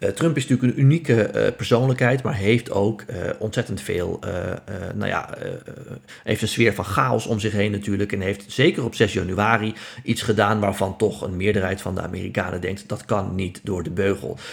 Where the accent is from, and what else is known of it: Netherlands